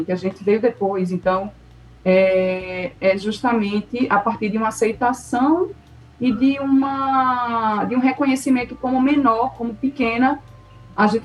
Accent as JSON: {"language": "Portuguese", "region": "Northeast Region", "country": "Brazil", "tie": "born there", "said": "bem, sou brasileira. E agora nasci, estou no Nordeste, nasci aqui, ok."}